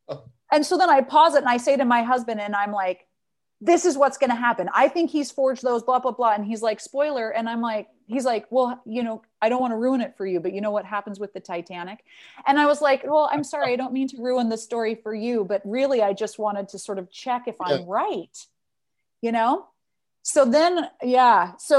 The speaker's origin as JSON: {"language": "English", "town": "Salt Lake City", "region": "Utah", "country": "United States", "tie": "born or raised there", "moved": "as an adult", "lives_now": "Amsterdam, Netherlands", "said": "growing up in Salt Lake City, it's a very religious community."}